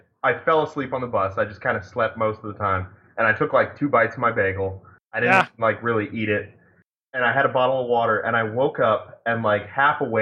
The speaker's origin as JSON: {"language": "English", "region": "Connecticut", "country": "United States", "tie": "born or raised there", "moved": "yes", "lives_now": "Portland, United States", "said": "I grew up in Connecticut."}